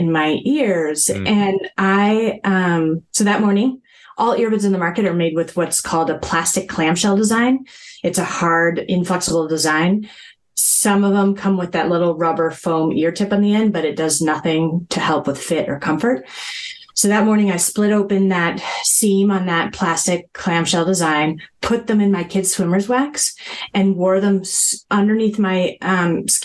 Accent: Boulder, Colorado, United States; moved away as an adult; I grew up in Boulder, Colorado

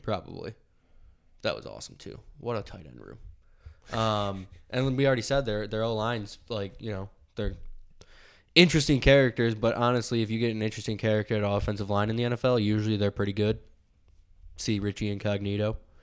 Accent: Buffalo, New York, United States; we're from Buffalo

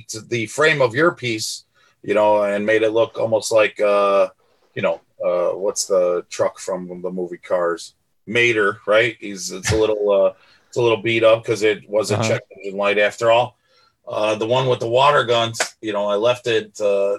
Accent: Melrose Park, Illinois, United States; I grew up in Melrose and Stone Park

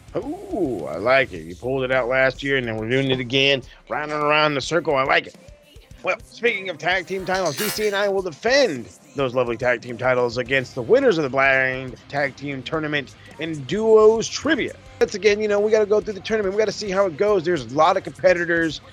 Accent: United States; I am American

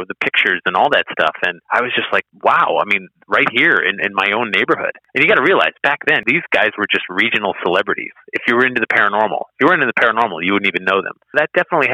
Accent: Newtown, Connecticut, United States; I grew up in Newtown, Connecticut

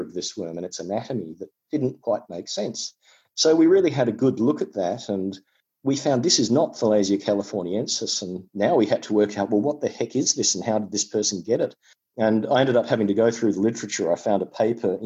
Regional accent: Tasmania, Australia; I come from Tasmania in Australia

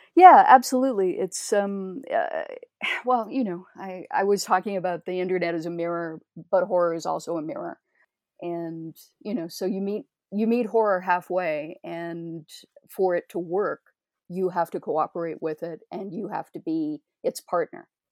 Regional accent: Toronto, Ontario, Canada; as a Canadian

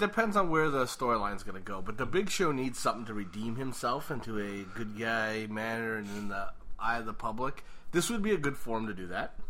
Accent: Ireland; being an Irish guy

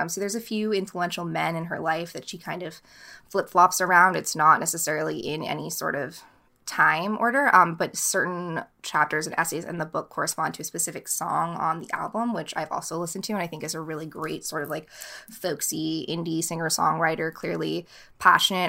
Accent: Boston, Massachusetts, United States; moved away; also born or lived in Los Angeles / Vermont; Boston is my hometown

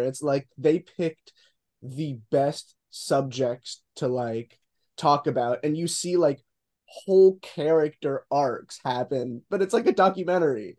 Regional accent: Boca Raton, Florida, United States; I'm just gonna say Boca Raton, Florida

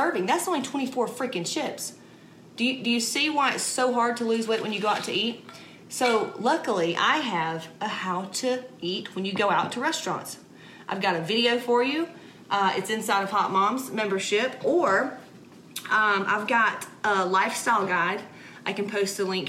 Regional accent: Atlanta, Georgia, United States; I'm from Atlanta, Georgia

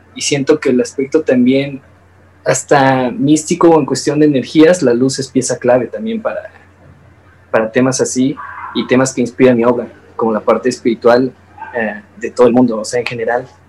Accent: Mexico; como artista mexicano joven

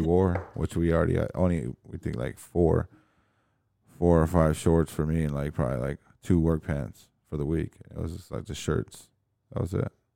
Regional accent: Berlin, Germany; moved away; I was born in Berlin

